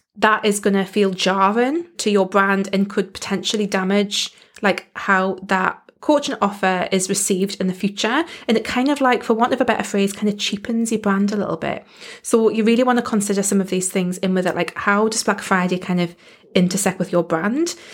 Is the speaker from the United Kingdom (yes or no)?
yes; United Kingdom; accent: British; I am in the U K